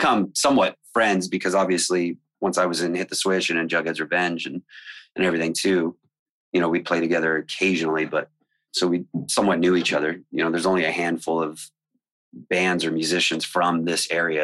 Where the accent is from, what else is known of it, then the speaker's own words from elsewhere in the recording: Riverside, California, United States; I'm from Riverside